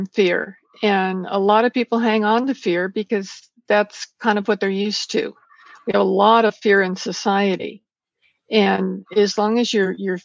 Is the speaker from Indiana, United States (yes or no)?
no; Porterville, California, United States; I was born and raised in a very small town in California called Porterville